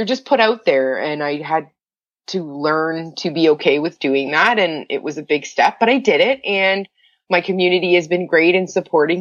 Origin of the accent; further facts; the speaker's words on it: Windsor, Ontario, Canada; I am originally from Windsor. I didn't grow up in Riverside